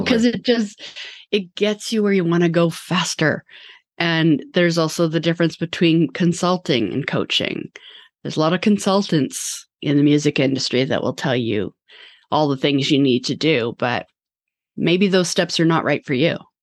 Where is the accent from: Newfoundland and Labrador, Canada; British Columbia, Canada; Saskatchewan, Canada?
British Columbia, Canada; Vancouver; now in Toronto, Canada; I'm from Vancouver as well